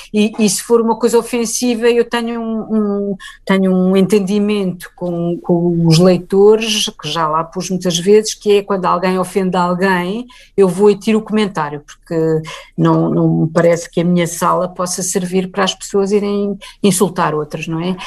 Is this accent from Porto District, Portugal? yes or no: no; Lisbon, Portugal; Eu nasci e vivi sempre em Lisboa